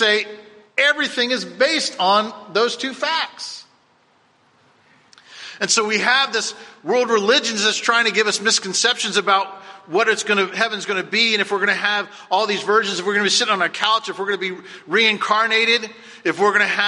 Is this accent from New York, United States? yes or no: no; Cocoa Beach, Florida, United States; I remember going on my grandparents' porch growing up in Cocoa Beach